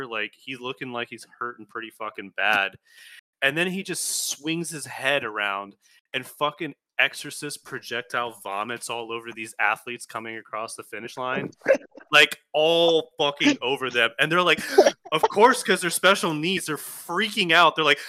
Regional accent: Miami, Florida, United States; I grew up in Miami.

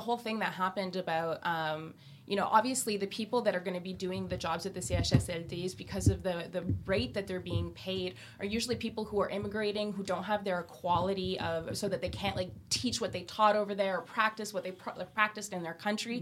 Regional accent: Quebec, Canada; growing up in Quebec

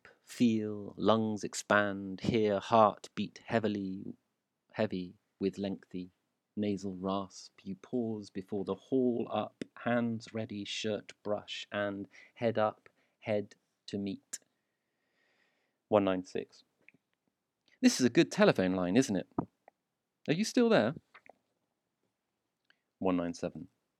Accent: South Shields, North East England, United Kingdom; I'm from Newcastle, South Shields.

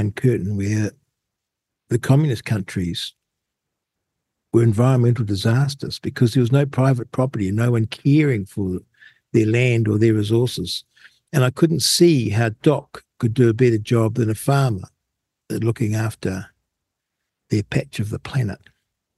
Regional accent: New Zealand; being a Kiwi

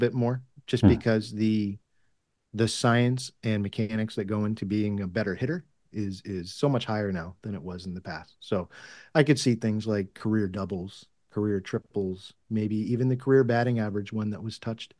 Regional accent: Massachusetts, United States; I grew up in Massachusetts

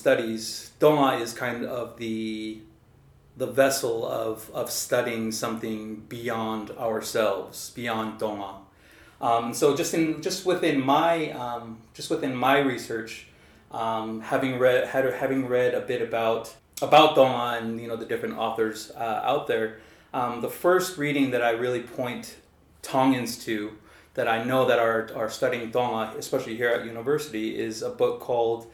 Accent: Salt Lake City, Utah, United States; moved away as an adult; also born or lived in South Jordan, Utah; now in Auckland, New Zealand; born and raised in Salt Lake City, Utah.

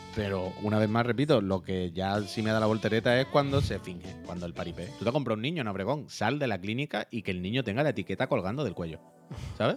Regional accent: Spain; Yo soy español

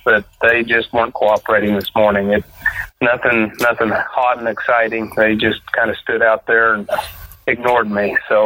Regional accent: Kansas, United States; I grew up here in Kansas and grew up on the family farm

